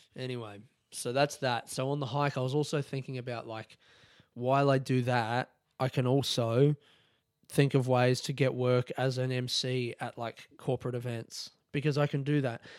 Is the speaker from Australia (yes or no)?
yes; Adelaide, South Australia, Australia; now in Melbourne, Australia; I grew up, it was called Fritz, man. In Adelaide, it's called Fritz.